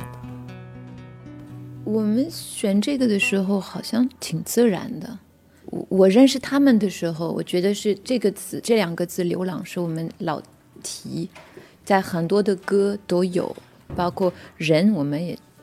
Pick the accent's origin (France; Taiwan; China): France; Chinese is a second language; moved away as an adult; 我也是从法国来的，就背的一个大书包